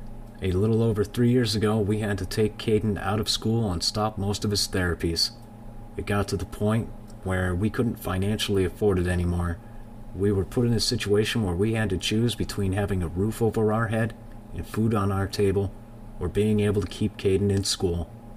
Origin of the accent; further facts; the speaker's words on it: Johannesburg, Gauteng, South Africa; We're from Johannesburg, South Africa, and I just want to introduce us and our journey to everyone here.